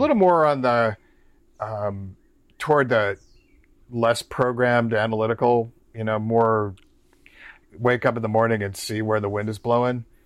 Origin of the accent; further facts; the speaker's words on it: New York, United States; also born or lived in Omaha, Nebraska; now in Cincinnati, United States; I'm originally from New York's, New York State